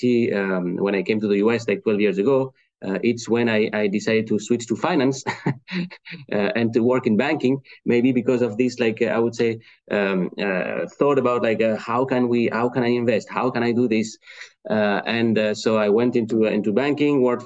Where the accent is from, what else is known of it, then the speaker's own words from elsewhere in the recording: France; English is a second language; now in Cleveland, United States; Today I'm speaking to you from Cleveland in Ohio in the US, but as you heard with my accent, I'm not from there. So I'm originally from France